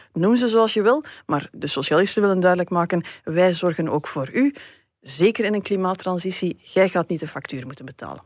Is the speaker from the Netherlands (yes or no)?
no; West Flanders, Belgium; West-Vlaanderen, waar ik vandaan kom